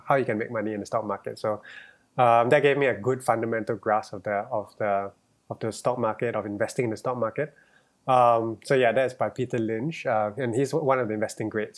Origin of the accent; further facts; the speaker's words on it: Singapore; growing up in Singapore